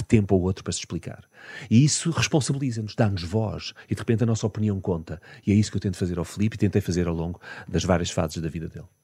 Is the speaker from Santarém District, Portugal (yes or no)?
no; Algarve, Portugal; also born or lived in Lisbon; eu, só fui para o Algarve com 10 anos. Ok. Um, portanto, em miúdo, na minha infância, eu passei em Lisboa, onde de resto eu nasci